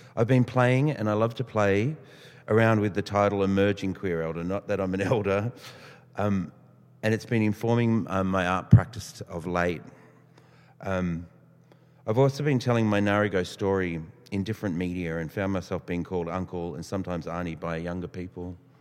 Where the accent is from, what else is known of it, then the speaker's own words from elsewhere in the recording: Australia; also born or lived in Tumbarumba; I was adopted out of this area, which a lot of people got adopted out in the 50s and 60s. Um, and I found myself growing up in the Waples family a non Indigenous family, very working class, and living in Housing Commission